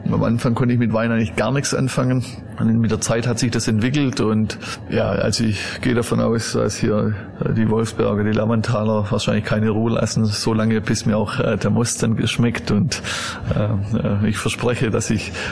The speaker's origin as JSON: {"language": "German", "region": "Southern Germany", "country": "Germany", "tie": "born or raised there", "said": "aber ich bin in Süddeutschland aufgewachsen."}